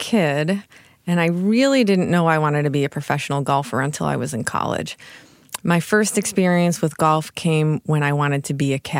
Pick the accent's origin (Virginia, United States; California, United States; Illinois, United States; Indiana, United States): Illinois, United States; Chicago; In Chicago area.